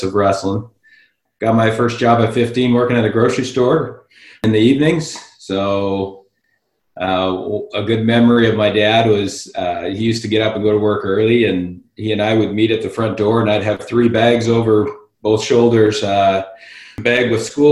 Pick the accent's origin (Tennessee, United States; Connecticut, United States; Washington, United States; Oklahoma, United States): Washington, United States; Seattle; now in Oregon, United States; I grew up in Seattle.